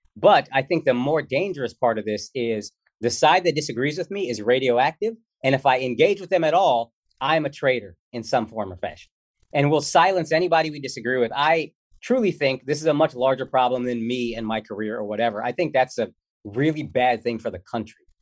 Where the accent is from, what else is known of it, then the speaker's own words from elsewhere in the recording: Dallas, Texas, United States; moved away; I grew up in Texas